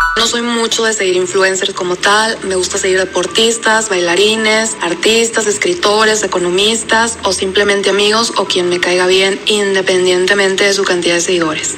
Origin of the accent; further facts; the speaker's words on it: Torreón, Coahuila, Mexico; now in San Pedro, Mexico; Yo soy de Torreón, pero vivo en San Pedro